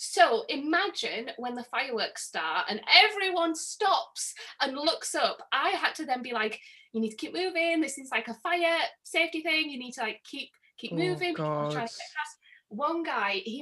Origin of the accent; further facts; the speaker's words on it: Middlesbrough, North East England, United Kingdom; accent: northern; Middlesbrough, which is where I'm from